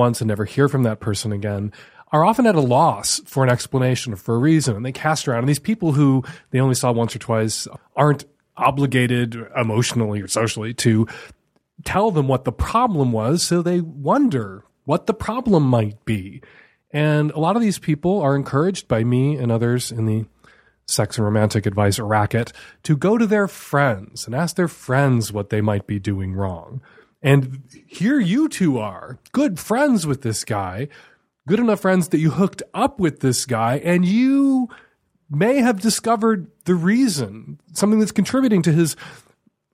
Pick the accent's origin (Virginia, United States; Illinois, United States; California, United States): Illinois, United States; Chicago; I grew up in Chicago. I was going to the Field Museum when I was a kid